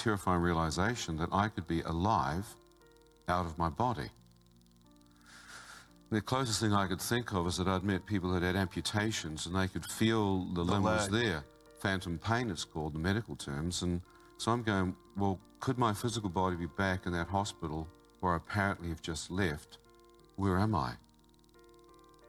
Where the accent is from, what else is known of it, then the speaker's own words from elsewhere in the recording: New Zealand; I come from New Zealand